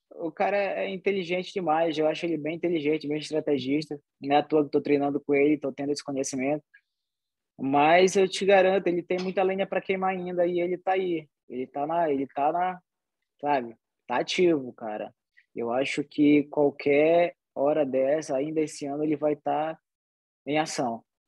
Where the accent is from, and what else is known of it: Soure, Pará, Brazil; born or raised there; also born or lived in Salvaterra; now in United States